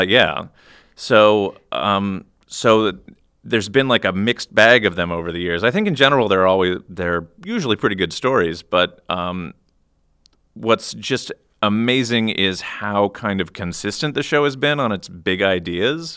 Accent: Iowa, United States; I'm from Iowa

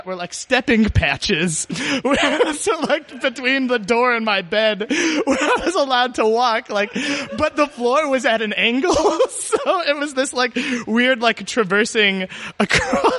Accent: Chicago, Illinois, United States; I grew up in Chicago

